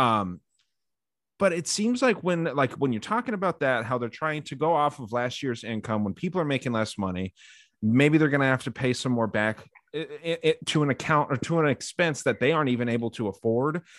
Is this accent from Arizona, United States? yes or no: yes; Arizona, United States; my home state of Arizona